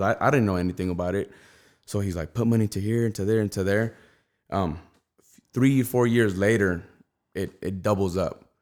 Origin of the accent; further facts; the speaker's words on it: Rialto, California, United States; I grew up in the south of Rialto